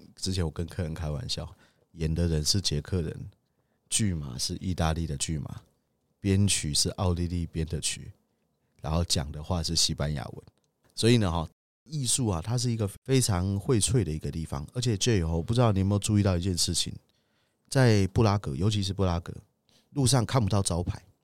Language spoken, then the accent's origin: Chinese; Taiwan; 我们台湾人